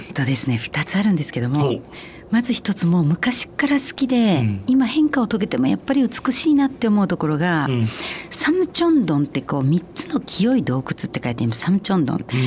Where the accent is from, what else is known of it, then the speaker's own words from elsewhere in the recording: Osaka, Japan; moved away as an adult; also born or lived in Jeju, South Korea; now in Tokyo, Japan; 大阪の生野区の鶴橋